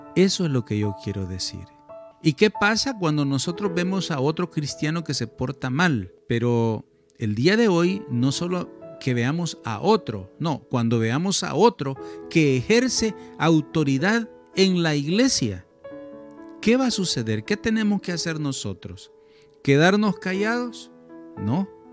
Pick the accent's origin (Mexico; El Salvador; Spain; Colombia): El Salvador; mi país, El Salvador